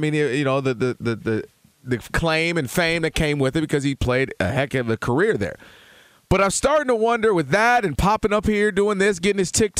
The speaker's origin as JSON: {"language": "English", "region": "Michigan", "country": "United States", "tie": "born or raised there", "said": "Obviously biased, growing up in Michigan."}